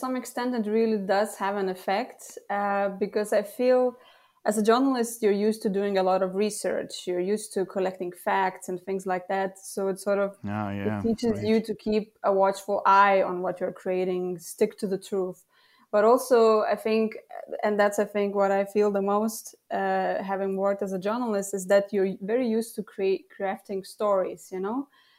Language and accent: English; Lithuania; first language Lithuanian; English is a second language; as a freelance copywriter and translator, actually, translating from English to Lithuanian, which is my mother tongue, and vice versa.